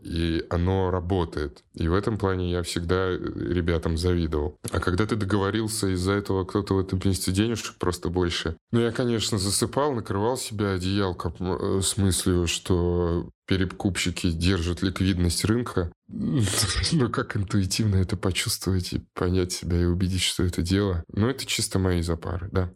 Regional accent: Saint Petersburg, Russia; я же в Питере вырос

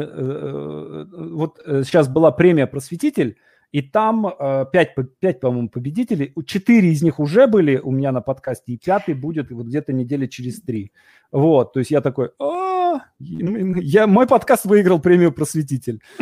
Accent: Vologda, Vologda Oblast, Russia; я из Вологды

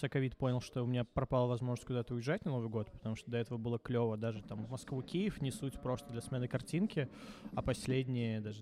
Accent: Baranovichi, Brest Region, Belarus; Именно Барановича.

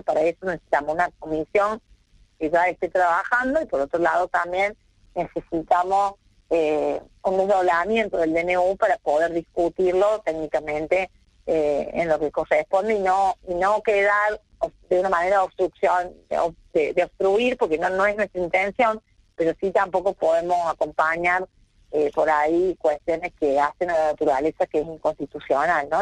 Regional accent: Argentina; como argentinos

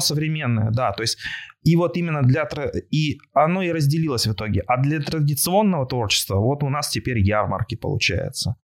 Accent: Yekaterinburg, Sverdlovsk Oblast, Russia; я родом из Екатеринбурга

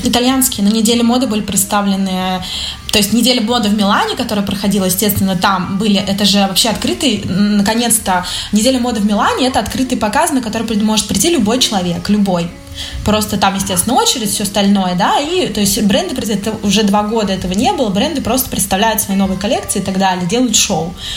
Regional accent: Russia; moved away as an adult; now in Milan, Italy; Я русская

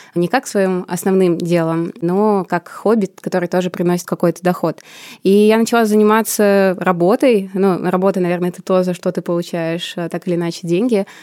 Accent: Samara, Samara Oblast, Russia; moved away as an adult; now in Moscow, Russia; Я сама родом из Самары

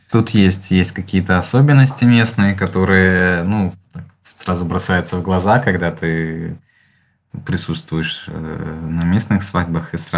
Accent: Ukraine; moved away as an adult; now in Germany; Так, ну мы в Германии уже чуть больше года, приехали весной 22 года. Вот, мы приехали из Украины, и вот, как многие, выбрали место Германия

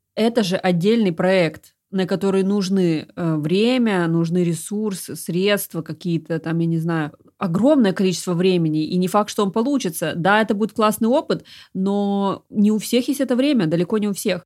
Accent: Krasnodar, Krasnodar Krai, Russia; в моем городе, я а из Краснодара

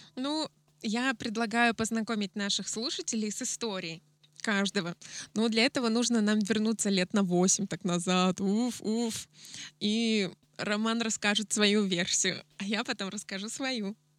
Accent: Yekaterinburg, Sverdlovsk Oblast, Russia; moved away; also born or lived in Adler; я из Екатеринбурга, у нас там было много всяких разных заведений. Я устраивала лирические поэтические вечера у себя в городе

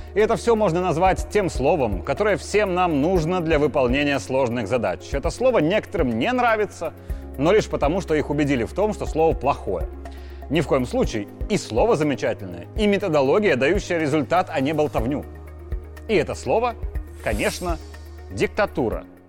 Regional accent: Belarus; я белорус

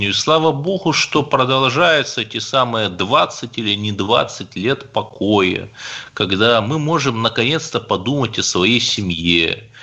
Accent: Cherepovets, Vologda Oblast, Russia; born there; Я русский человек, у меня одно гражданство России. Я здесь родился в Череповце и собираюсь здесь умереть.

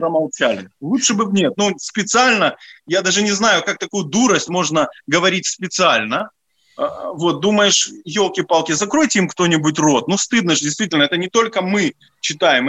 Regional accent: Odesa, Odesa Oblast, Ukraine; moved away; я одессит, и я был депутатом Одесского горсовета

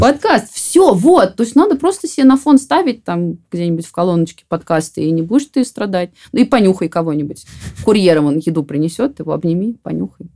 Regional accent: Voronezh, Voronezh Oblast, Russia; я сама там выросла в Воронеже

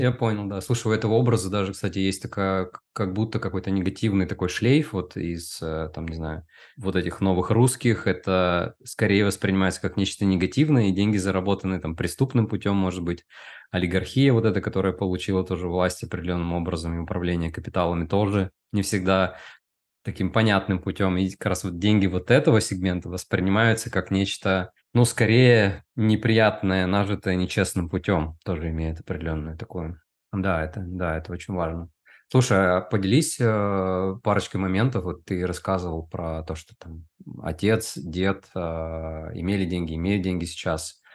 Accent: Udmurtia, Russia; я вырос э, в Удмуртии, это регион России, в Поволжье.

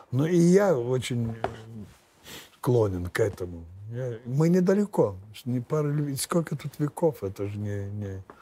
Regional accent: Lithuania; я же я ж литовец.

